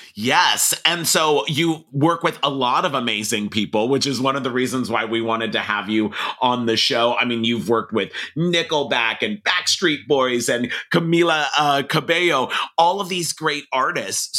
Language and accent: English; Los Angeles, California, United States; I grew up in Hollywood in the entertainment business